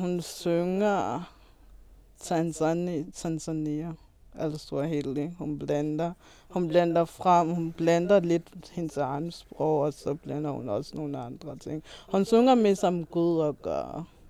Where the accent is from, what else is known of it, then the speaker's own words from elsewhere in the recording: Malawi; moved away; har jeg lært det i Malawi, hvor vi gik i skole.